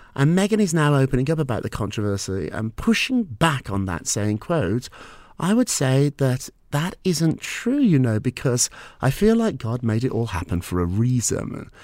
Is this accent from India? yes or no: no; United Kingdom; moved away as an adult; now in New York, United States